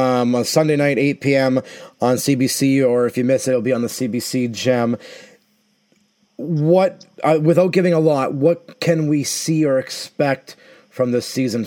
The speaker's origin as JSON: {"language": "English", "region": "Southern United States", "country": "United States", "said": "As a Southerner, it makes me, I guess, appreciate a little bit more down here our weather and our circumstances"}